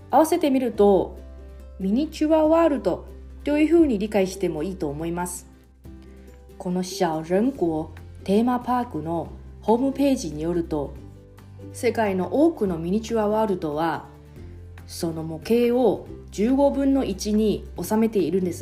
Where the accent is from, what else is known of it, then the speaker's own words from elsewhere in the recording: Taiwan; Japanese is a second language; moved away as an adult; now in Okinawa, Japan; 私台湾出身の記者